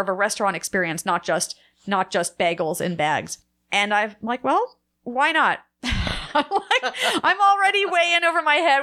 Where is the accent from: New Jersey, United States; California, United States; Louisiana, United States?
New Jersey, United States; moved away; I'm from New Jersey, Jewish. I ate a lot of bagels growing up